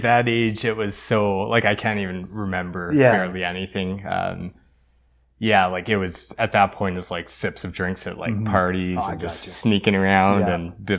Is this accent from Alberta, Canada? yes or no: yes; Edmonton, Alberta, Canada; born there; Okay, so I was born in Edmonton, but pretty much grew up here my whole life.